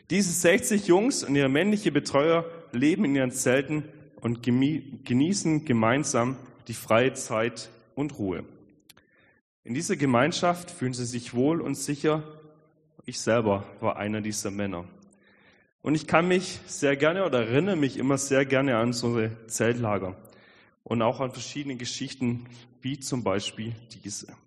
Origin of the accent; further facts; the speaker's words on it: Albstadt, Baden-Württemberg, Germany; ich bin aufgewachsen am Fuße der schönen Schwäbischen Alb, nämlich in Albstadt